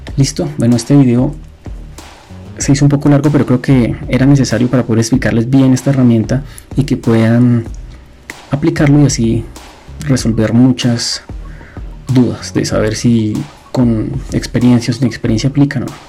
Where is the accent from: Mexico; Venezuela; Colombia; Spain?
Colombia; estoy en Colombia